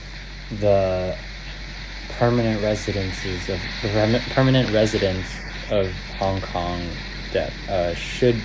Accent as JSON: {"language": "English", "country": "United States", "said": "I'm an American citizen"}